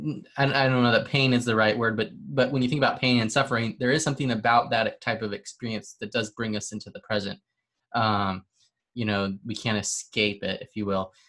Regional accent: Arizona, United States; I'm from Arizona and we used to hike down to the Colorado River

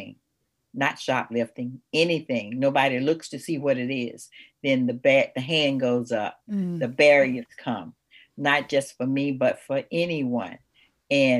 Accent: Atlanta, Georgia, United States; I was born here in Atlanta, and I was born in probably one of the first ghettos that they had was called Buttermilk Bottom. And it's old Fourth Ward now. And I grew up from a family in poverty

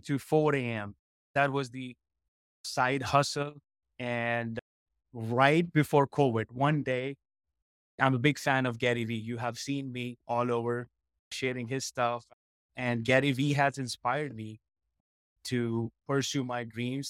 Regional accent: India; moved away; So I born and raised in India, and I was into IT for almost a decade

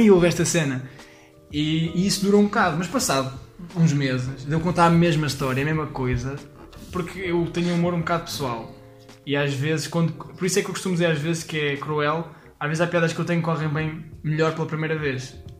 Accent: Leiria, Centro, Portugal; eu sou de Leiria

